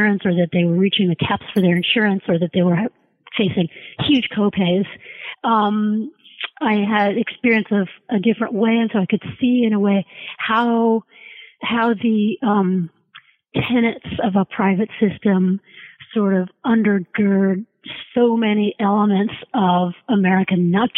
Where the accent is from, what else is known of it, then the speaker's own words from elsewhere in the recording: Canada; I'm Canadian